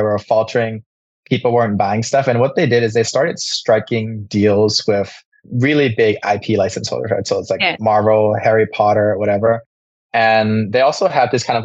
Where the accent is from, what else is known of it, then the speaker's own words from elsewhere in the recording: Bangkok, Thailand; I grew up in Bangkok, so born and raised in Thailand.